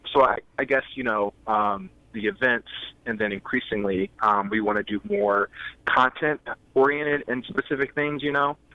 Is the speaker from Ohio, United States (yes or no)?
yes; Columbus, Ohio, United States; moved away as an adult; now in Iowa City, United States; I live in Iowa City, Iowa, but I'm originally from Columbus, Ohio